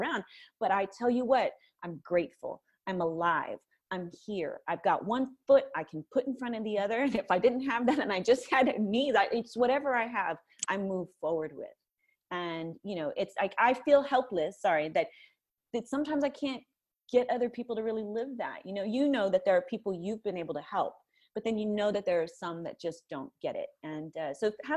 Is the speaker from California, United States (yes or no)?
yes; Napa, California, United States; I was raised in Napa, California